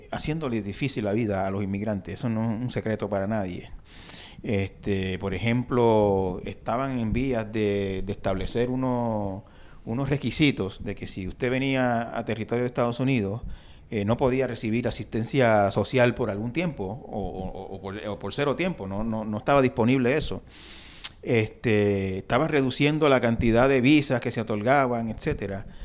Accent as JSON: {"language": "Spanish", "country": "Dominican Republic", "said": "me doy cuenta de que yo estoy en esa categoría de dreamer y soy dominicano, vengo aquí y ¿qué pasa?"}